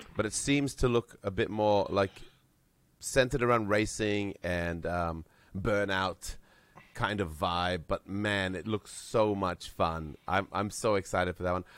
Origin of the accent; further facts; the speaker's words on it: Vanuatu; I was born myself in Vanuatu, and my mother grew up in New Caledonia.